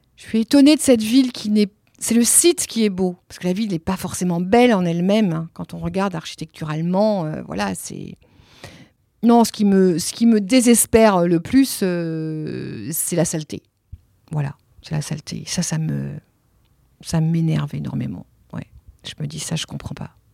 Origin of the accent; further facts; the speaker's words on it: Nantes, Pays de la Loire, France; first language Italian; French is a second language; moved away as an adult; also born or lived in Italy; now in Marseille, France; J'ai grandi à Nantes, oui. Longtemps, 35 ans à Nantes.